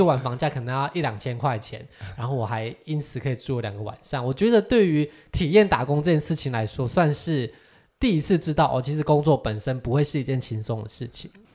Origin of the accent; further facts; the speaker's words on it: Taiwan; “台湾。”